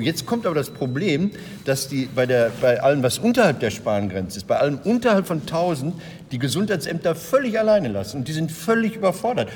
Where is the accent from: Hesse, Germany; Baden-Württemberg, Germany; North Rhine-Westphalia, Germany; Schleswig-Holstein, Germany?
North Rhine-Westphalia, Germany; Recklinghausen; Recklinghausen, da wo ich herkomme